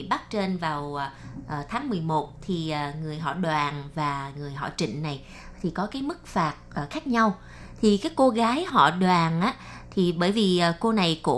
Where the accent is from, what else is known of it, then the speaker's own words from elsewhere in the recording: Vietnam; now in Taiwan; em là người Việt Nam cho nên là em đi về Việt Nam em học xong rồi